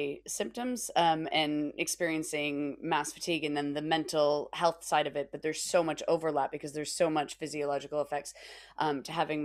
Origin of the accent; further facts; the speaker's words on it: United States; now in United Kingdom; being an American living in the UK